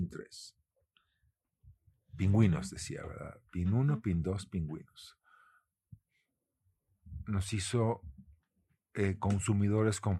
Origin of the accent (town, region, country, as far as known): Mexico